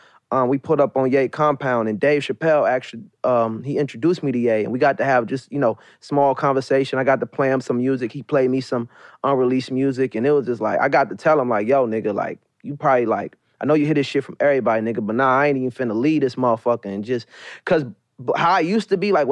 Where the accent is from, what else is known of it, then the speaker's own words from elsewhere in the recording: Maryland, United States; like I said, I'm from Maryland.